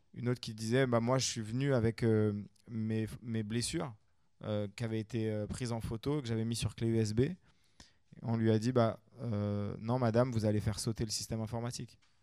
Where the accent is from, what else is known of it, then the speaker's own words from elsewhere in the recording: France; chez nous en France